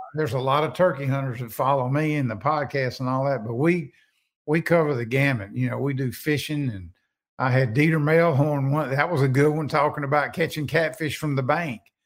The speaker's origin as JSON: {"language": "English", "town": "Natchez", "region": "Mississippi", "country": "United States", "said": "I'm originally from Natchez"}